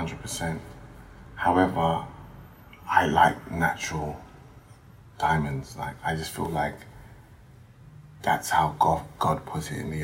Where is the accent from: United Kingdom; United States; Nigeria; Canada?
United Kingdom; London; also born or lived in Ghana; I grew up in Tottenham and my environment kind of made me who I am.